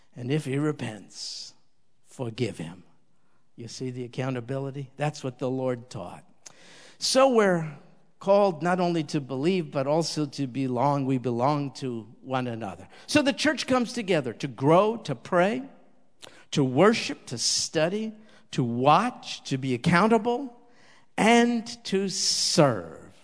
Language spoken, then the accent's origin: English; New York, United States; I was raised in New York, kind of a street kid